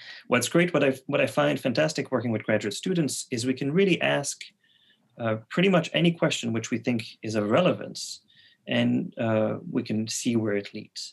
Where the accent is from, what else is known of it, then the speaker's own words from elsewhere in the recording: Quebec City, Quebec, Canada; first language French; English is a second language; also born or lived in Montreal; I'm from Quebec City, but I moved to Montreal